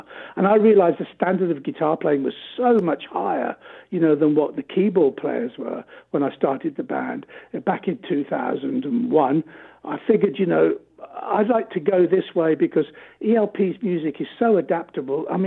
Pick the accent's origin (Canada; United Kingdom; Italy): United Kingdom; England; we're European English guys